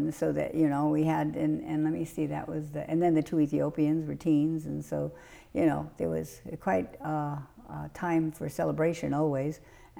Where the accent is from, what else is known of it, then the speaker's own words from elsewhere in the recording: Long Island, New York, United States; moved away as an adult; now in Mecosta, Michigan, United States; I grew up in New York where there was a variety of people and nationalities and languages spoken and such, whereas here it's pretty same.